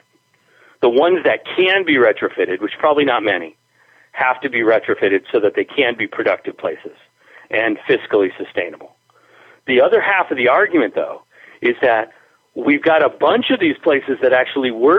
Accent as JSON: {"language": "English", "town": "Springfield", "region": "Massachusetts", "country": "United States", "tie": "born or raised there", "also_born_or_lived": "Spain", "said": "I like living in my hometown, in the downtown"}